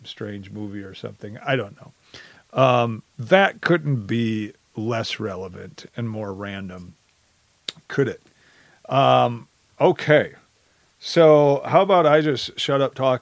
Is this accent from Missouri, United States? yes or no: no; Wisconsin, United States; I come from Wisconsin. I grew up there, heart and soul, go Badgers